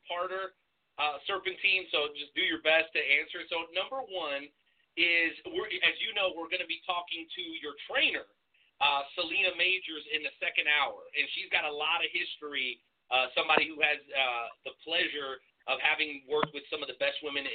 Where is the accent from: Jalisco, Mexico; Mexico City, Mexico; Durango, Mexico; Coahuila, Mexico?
Durango, Mexico; I'm from Durango myself. I was born there